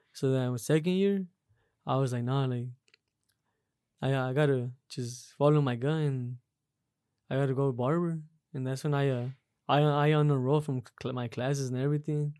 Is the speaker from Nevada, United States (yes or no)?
yes; Las Vegas, Nevada, United States; I grew up right here in uh Las Vegas, Las Vegas, Nevada.